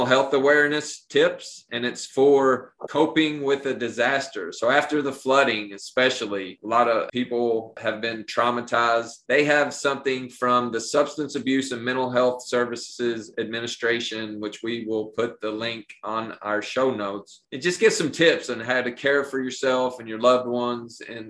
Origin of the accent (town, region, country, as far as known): Appalachia, United States; born or raised there